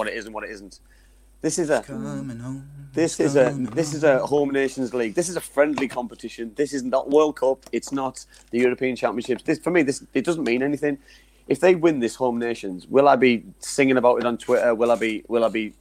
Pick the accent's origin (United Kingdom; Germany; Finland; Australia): United Kingdom; Not just English. Proper English. Northern, yeah. Northern. Proper English.